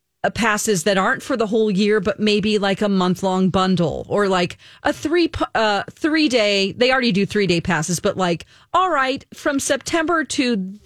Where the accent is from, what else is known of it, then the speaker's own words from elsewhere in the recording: Santa Ana, California, United States; moved away; I'm from Santa Ana, so not too far away from Anaheim, where Disneyland is.